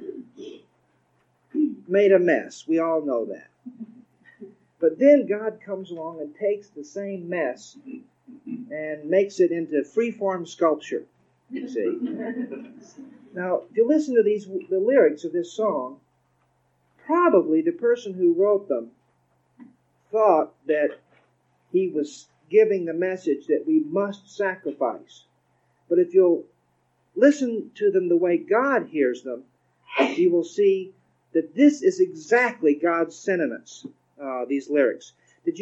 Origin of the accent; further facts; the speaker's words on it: Texas, United States; DeWeese is from Texas like me